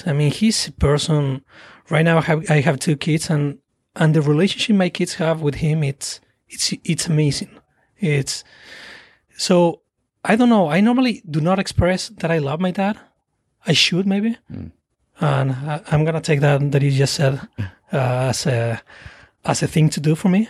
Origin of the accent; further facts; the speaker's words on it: Salta, Argentina; English is a second language; moved away as an adult; also born or lived in Buenos Aires, Argentina; now in United States; I grew up in a small town in Salta. Mm-hmm. It's a small town in Argentina called Salta.